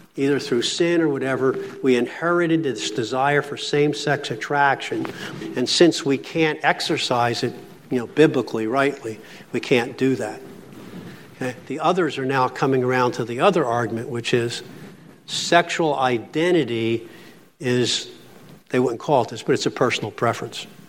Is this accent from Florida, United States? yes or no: no; Philadelphia, Pennsylvania, United States; now in Pittsburgh, United States; I'm from Philly